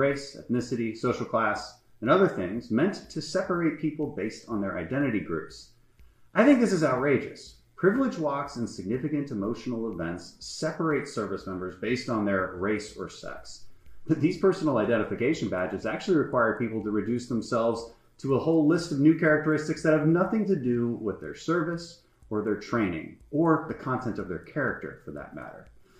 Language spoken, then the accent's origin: English; Texas, United States; So today I'm going to tell you about a really disturbing report we received in my home state of Texas at Fort Bliss.